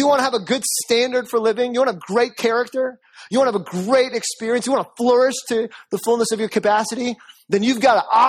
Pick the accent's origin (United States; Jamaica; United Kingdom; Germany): Jamaica; I'm Jamaican.